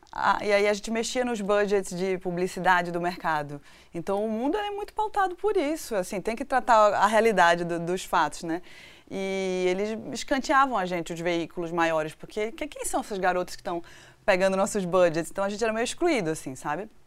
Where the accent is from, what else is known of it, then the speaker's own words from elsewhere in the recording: Northeast Region, Brazil; moved away; also born or lived in Recife; eu nasci no Nordeste